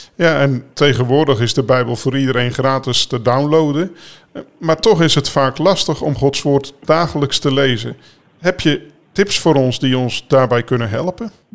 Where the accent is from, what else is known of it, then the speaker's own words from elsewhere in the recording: Netherlands; zo ben ik inderdaad ook opgevoed in Nederland